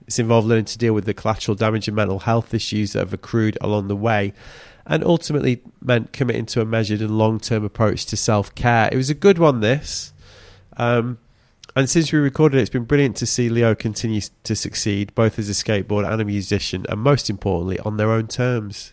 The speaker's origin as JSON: {"language": "English", "country": "United Kingdom", "said": "As a Brit coming over from a British winter"}